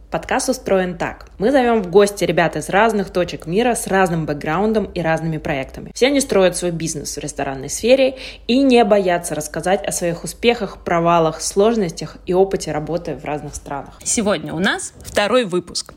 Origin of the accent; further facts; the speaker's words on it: Nizhny Novgorod, Nizhny Novgorod Oblast, Russia; Я сама из Нижнего Новгорода